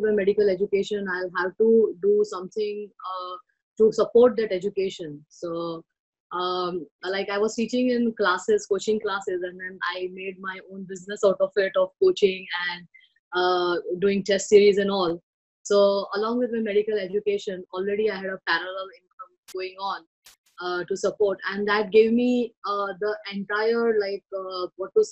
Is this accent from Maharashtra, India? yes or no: yes; Mumbai, Maharashtra, India; I was born and brought up in Mumbai, India